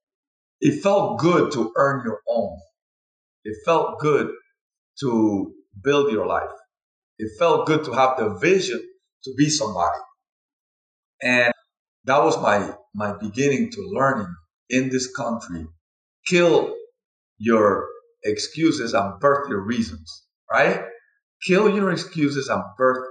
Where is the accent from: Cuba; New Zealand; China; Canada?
Cuba; also born or lived in Spain; now in United States; I'm from Cuba, and, you know, my father was a doctor